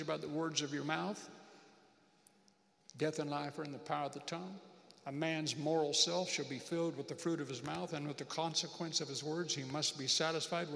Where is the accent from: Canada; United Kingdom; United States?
United States; moved away as an adult; I'm an American.